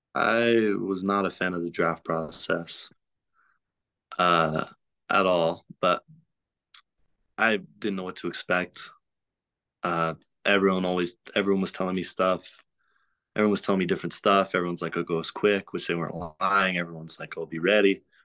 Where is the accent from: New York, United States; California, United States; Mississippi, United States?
Mississippi, United States; Oxford; I'm from Oxford, so Ole Miss is, like, right next to my home